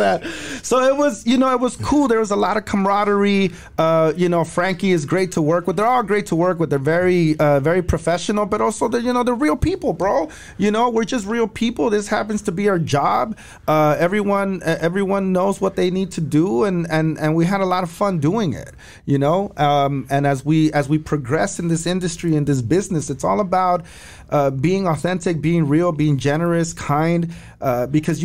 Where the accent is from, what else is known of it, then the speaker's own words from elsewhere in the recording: Los Angeles, California, United States; I grew up right there by Arlington and Vernon